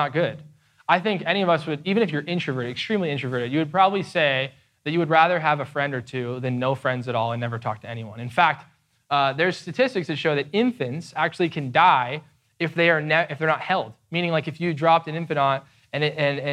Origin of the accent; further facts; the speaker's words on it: United States; we are American evangelicals